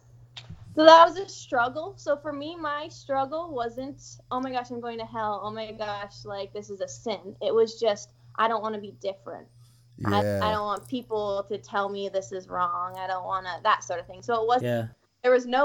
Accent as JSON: {"language": "English", "town": "Seattle", "region": "Washington", "country": "United States", "said": "I'm from Seattle, Washington, much more progressive, liberal, very different"}